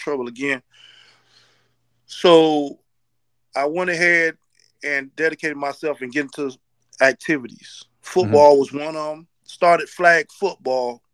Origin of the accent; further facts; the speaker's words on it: Nassau, New Providence, Bahamas; also born or lived in Haiti (ancestry); now in United States; I was born in Nassau, Bahamas.